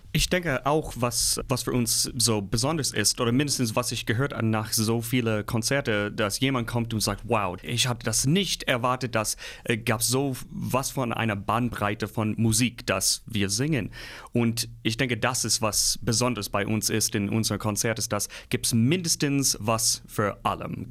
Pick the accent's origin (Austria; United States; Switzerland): United States; Midwest; German is a second language; moved away as an adult; now in Nordhausen, Germany; Ich komme aus dem Mittelwest in den Staaten, so grüne Felder, große Wälder, sowas bin ich gewohnt.